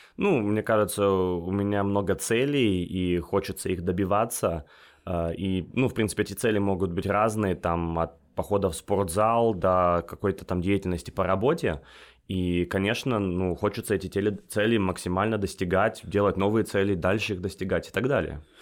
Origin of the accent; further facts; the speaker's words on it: United States; moved away as an adult; also born or lived in Russia; now in Dakar, Senegal; я родился в России, э, вырос в Штатах, и сейчас работаю в Африке, в Дакаре, это столица Сенегала.